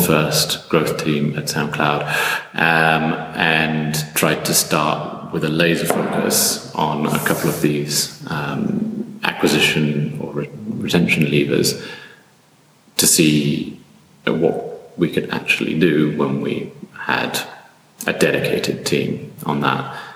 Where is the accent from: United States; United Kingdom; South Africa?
United Kingdom; moved away as an adult; now in Berlin, Germany; I'm originally British, but I've ended up here in Berlin for the last eight years.